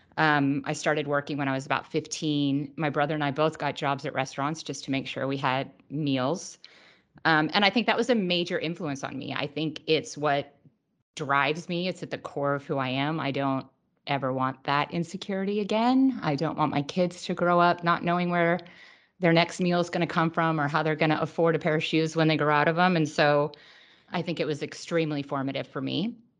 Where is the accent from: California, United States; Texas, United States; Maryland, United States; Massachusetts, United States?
California, United States; Truckee; also born or lived in Los Angeles, California / Idaho; now in Orange County, United States; I was born in Los Angeles, uh, but I only lived here for a few years, and my family moved to Idaho. Um, but then when we were, I was about nine, we moved up to Northern California to a tiny little town called Truckee.